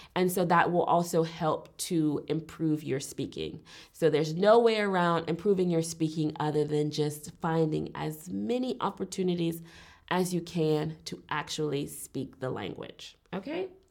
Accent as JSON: {"language": "English", "town": "Richmond", "region": "Virginia", "country": "United States", "tie": "born or raised there", "also_born_or_lived": "Alabama", "moved": "as an adult", "lives_now": "Berlin, Germany", "said": "I was born and raised in the United States, um, particularly Richmond, Virginia, which is on the East Coast"}